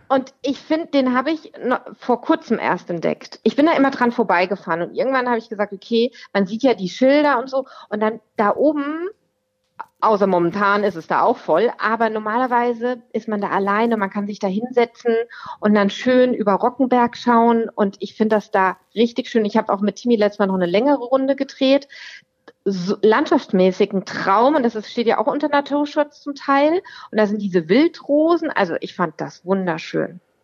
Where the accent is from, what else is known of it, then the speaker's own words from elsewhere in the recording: Rüsselsheim, Hesse, Germany; moved away as an adult; now in Wetterau, Germany; Ich komme aus Rüsselsheim, Alt-Hassloch.